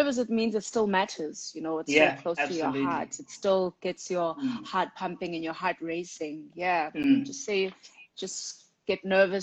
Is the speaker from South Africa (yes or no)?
yes; Katlehong, Gauteng, South Africa; born and bred in Katlehong on the East Rand